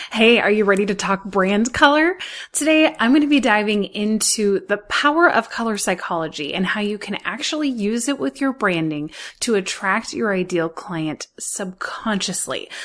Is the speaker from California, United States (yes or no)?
yes; Los Angeles, California, United States; I grew up in Hollywood